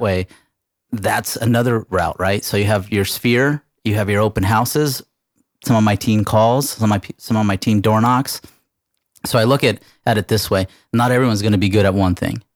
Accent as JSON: {"language": "English", "region": "California", "country": "United States", "moved": "yes", "said": "I'm from California. I'm not from here"}